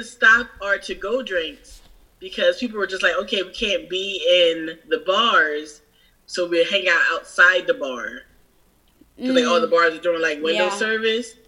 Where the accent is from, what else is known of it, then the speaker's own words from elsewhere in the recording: Philadelphia, Pennsylvania, United States; moved away as an adult; now in New Orleans, United States; I'm from Philadelphia originally. I've been living in New Orleans.